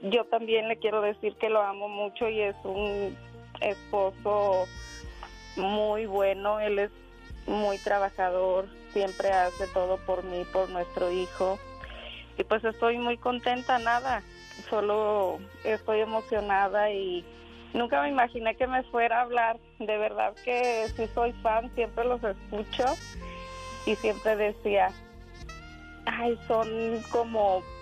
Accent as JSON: {"language": "Spanish", "town": "Josefino de Allende", "region": "Jalisco", "country": "Mexico", "tie": "born there", "said": "Yo nací en un pueblito que se llama Josefino de Allende, es municipio de Jesús María, Jalisco."}